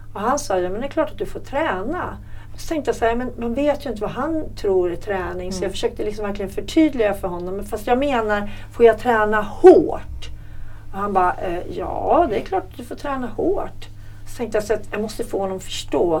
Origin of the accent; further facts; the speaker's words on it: Hälsingland, Gävleborg County, Sweden; moved away; Hälsingland där jag kommer ifrån